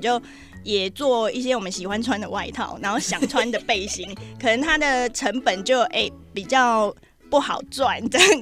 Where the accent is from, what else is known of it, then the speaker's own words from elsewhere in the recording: Taiwan; 我是台湾来的